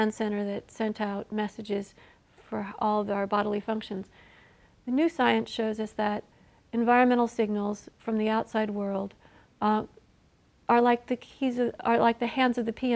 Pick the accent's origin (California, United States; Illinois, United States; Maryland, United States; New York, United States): Illinois, United States; my home state of Illinois